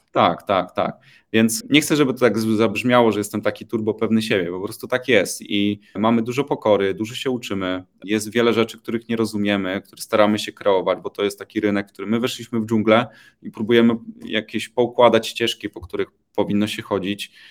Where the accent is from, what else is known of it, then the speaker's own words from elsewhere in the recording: Poland; Pochodzę z Polski